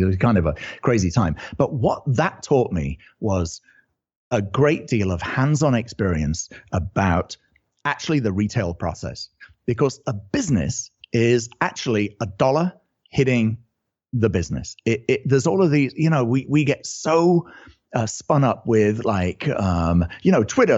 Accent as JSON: {"language": "English", "country": "United Kingdom", "accent": "British", "moved": "yes", "lives_now": "California, United States", "said": "I'm originally British, as you can probably tell from the accent"}